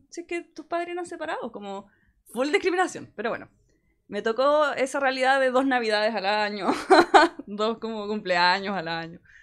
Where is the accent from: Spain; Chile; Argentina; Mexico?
Chile; somos una banda de Chile, que no somos una banda gringa porque no somos gringos